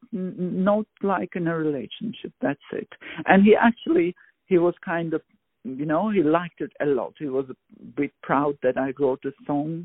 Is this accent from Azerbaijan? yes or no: yes; Baku, Azerbaijan; moved away as an adult; now in The Hague, Netherlands; I was born in Baku, Azerbaijan. And at the age of 5, I start liking music, having interest in it at the kindergarten